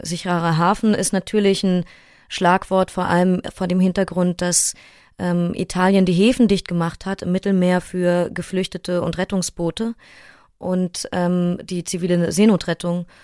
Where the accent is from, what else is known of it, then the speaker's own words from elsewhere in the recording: Berlin, Germany; Ich bin in Neukölln aufgewachsen und zur Schule gegangen